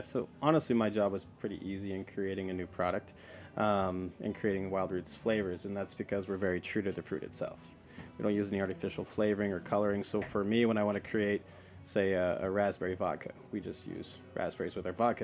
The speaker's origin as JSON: {"language": "English", "area": "the Northwest", "region": "Pacific Northwest", "country": "United States", "tie": "born or raised there", "said": "I grew up in the Northwest. That's where I'm from."}